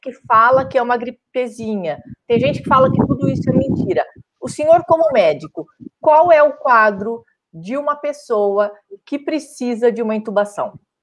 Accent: Araraquara, São Paulo, Brazil; moved away; na minha cidade natal, que era é Naquara

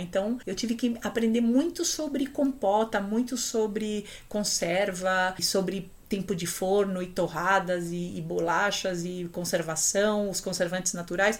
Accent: Chile; also born or lived in Brazil; now in São Paulo, Brazil; Eu tenho saudades da minha terra

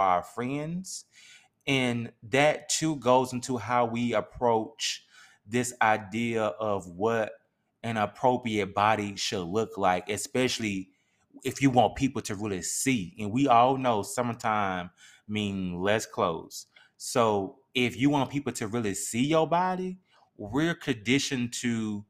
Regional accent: Mississippi, United States; we can only speak from Mississippi because we're from Mississippi

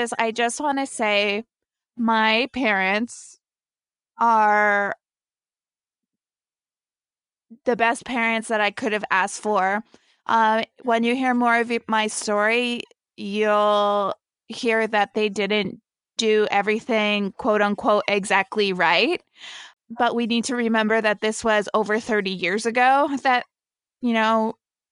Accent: New Jersey, United States; also born or lived in Brazil; I grew up in New Jersey

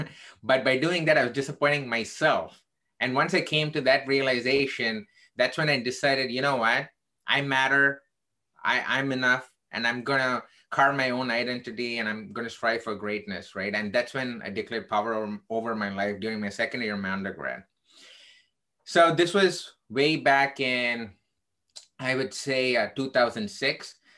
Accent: Chicago, Illinois, United States; I am from Chicago in the United States.

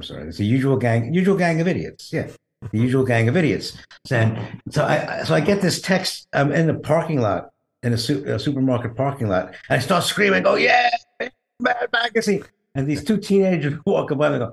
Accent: New York City, New York, United States; I grew up in Brooklyn and from a Jewish lower middle class family.

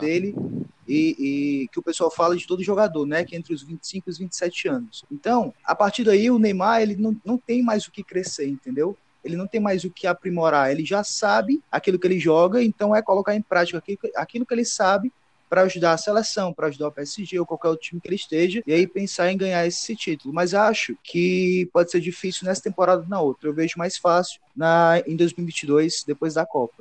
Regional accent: Brazil; todos nós que somos brasileiros

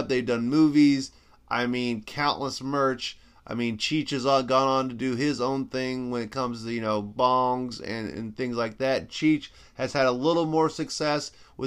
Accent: Canada; I am also Canadian and half Latin

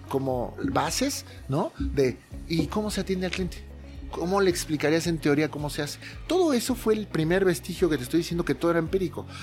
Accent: Mexico; also born or lived in Las Vegas

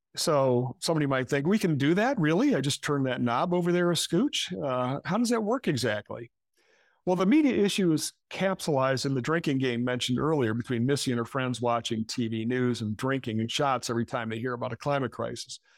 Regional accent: Michigan, United States; now in New York City, United States; I come from Michigan. That's where I grew up.

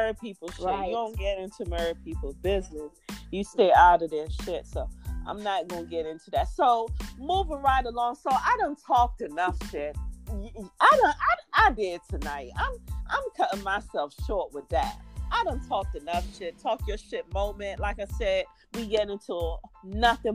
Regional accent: Jamaica; I'm Jamaican

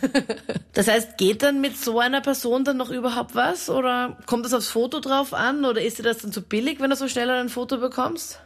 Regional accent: Linz, Upper Austria, Austria; Ich komme zwar aus Linz und ich war vor zehn Jahren auch in Linz

